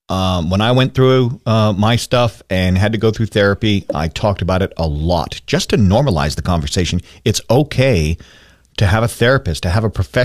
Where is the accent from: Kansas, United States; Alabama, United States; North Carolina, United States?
Kansas, United States; Wichita; from South Wichita.